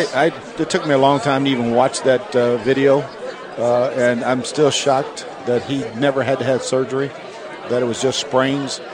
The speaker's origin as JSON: {"language": "English", "town": "York", "region": "Pennsylvania", "country": "United States", "tie": "born or raised there", "said": "I grew up right outside of Baltimore, in York, Pennsylvania"}